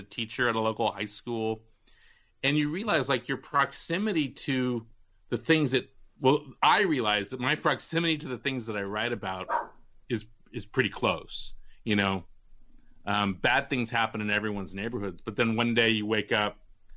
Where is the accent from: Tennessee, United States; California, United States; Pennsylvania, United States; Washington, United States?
California, United States; Walnut Creek; moved away; two girls on my block in Walnut Creek